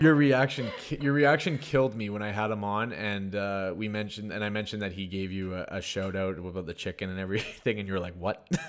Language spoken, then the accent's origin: English; Sudbury, Ontario, Canada; moved away; also born or lived in Toronto, Canada; I came from Sudbury right when I moved to Toronto